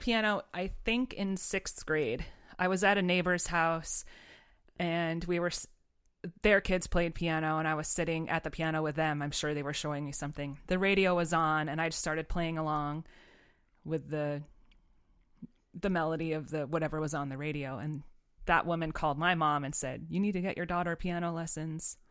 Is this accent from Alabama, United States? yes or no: no; Pittsfield, Massachusetts, United States; I grew up in Pittsfield, Massachusetts, so other side of the state